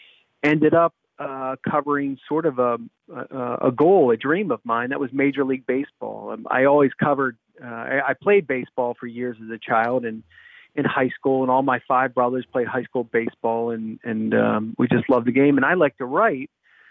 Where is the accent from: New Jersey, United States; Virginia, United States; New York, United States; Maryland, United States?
Maryland, United States; the Washington DC area; moved away; I'm from Maryland, the Washington DC area.